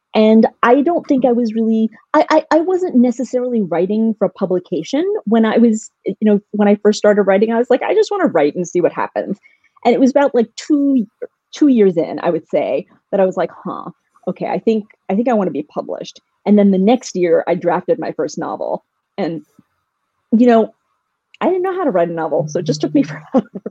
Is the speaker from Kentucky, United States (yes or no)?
yes; Louisville, Kentucky, United States; moved away; I grew up in Louisville, Kentucky, where we had a small Indian community, but not a huge one.